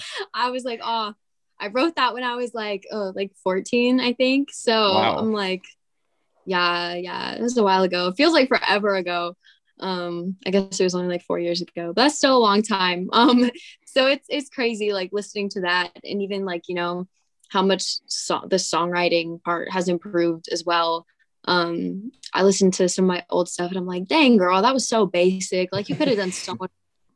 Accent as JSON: {"language": "English", "region": "California", "country": "United States", "tie": "born or raised there", "said": "when people hear, oh, you're from California, they don't really think of country music. But there's actually a pretty big country community out here. And where I live, I'm actually super fortunate because it's around me. I live in the Riverside area"}